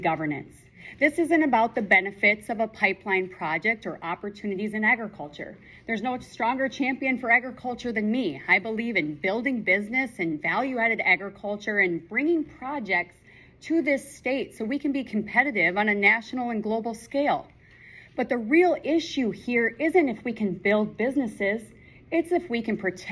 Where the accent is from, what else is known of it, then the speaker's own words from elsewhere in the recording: Mitchell, South Dakota, United States; columnist here in South Dakota. I'm from Mitchell